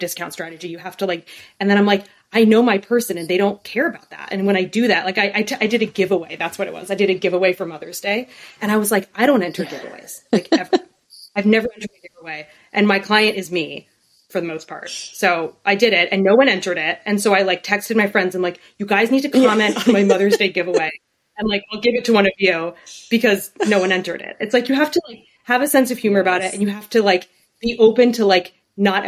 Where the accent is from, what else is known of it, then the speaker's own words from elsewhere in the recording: Chicago, Illinois, United States; I grew up in Chicago